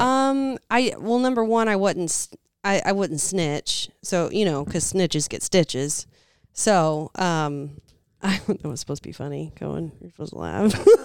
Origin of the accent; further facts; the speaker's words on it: Southern, United States; accent: Southern; moved away; my Southern accent